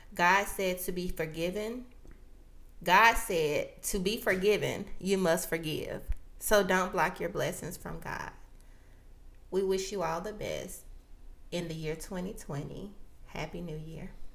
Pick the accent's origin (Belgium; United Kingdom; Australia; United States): United States; as African Americans